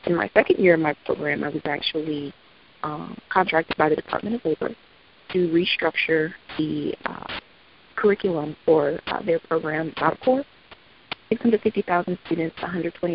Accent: Prince George's County, Maryland, United States; I was in my hometown teaching eighth grade reading and reading English language arts in Prince George's County Public Schools

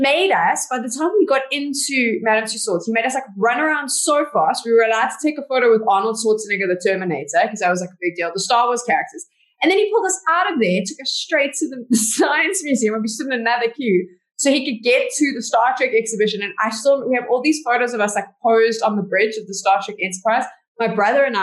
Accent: Johannesburg, Gauteng, South Africa; I was born and bred in Johannesburg

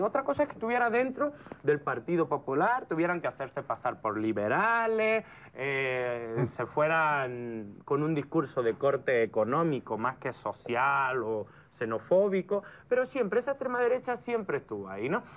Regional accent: Andalusia, Spain; moved away as an adult; now in Mexico; yo vengo de la parte que creo que es más interesante de España, que es el sur. Yo soy andaluz.

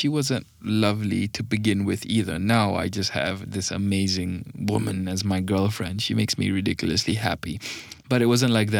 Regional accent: Malaysia; English is a second language; But actually, I'm from Malaysian, okay? We sound like this over here.

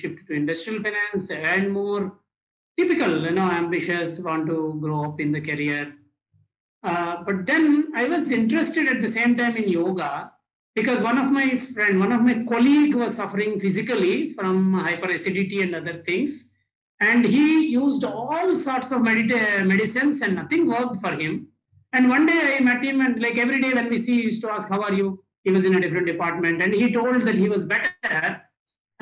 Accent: India; from India

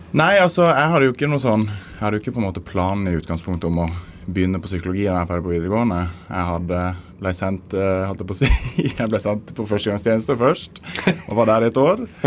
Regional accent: Søgne, Agder, Norway; jeg kommer fra den lille eh, Eller tidligere ekskommunen Søgne kommune ah, utenfor Kristiansand

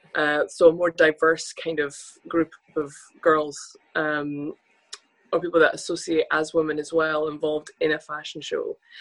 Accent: Scotland, United Kingdom; as two Scottish models

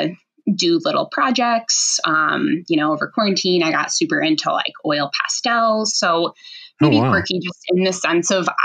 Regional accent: Rochester, Minnesota, United States; I grew up in Rochester, which is obviously home of the Mayo Clinic.

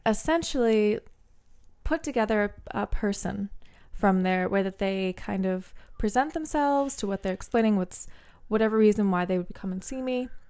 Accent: New Jersey, United States; first language English; also born or lived in Bermuda; I grew up kind of in a weird way where, uh, for all intents and purposes, I am from New Jersey.

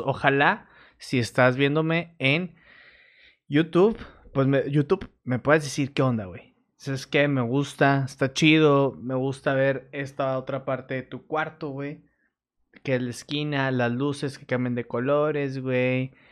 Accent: Torreón, Coahuila, Mexico; now in Monterrey, Mexico; yo soy de Torreón

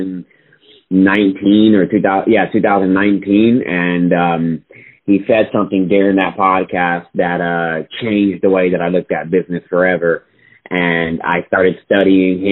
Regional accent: Austin, Texas, United States; I was born and raised still here in Austin, Texas.

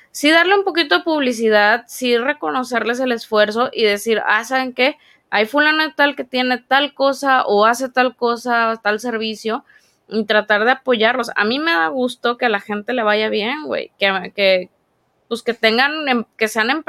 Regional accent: Mexico; Dije, imagínate, si, como tú dices, somos mexicanos y tenemos cierta cultura

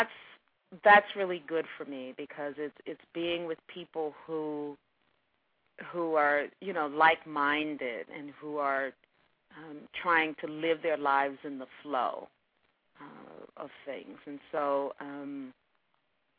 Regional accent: the South, United States; being a Southerner, you know, I cook all those Southern things

